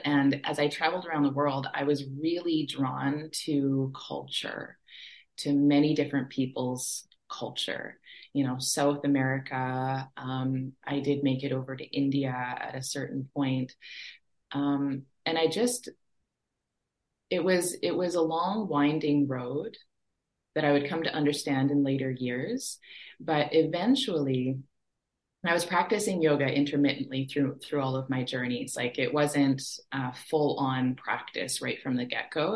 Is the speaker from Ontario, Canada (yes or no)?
no; Treaty 4 territory in Saskatchewan, Canada; also born or lived in Fort Smith, Northwest Territories; I was born and raised on uh, Treaty 4 territory in Saskatchewan was raised on the prairies with those big skies.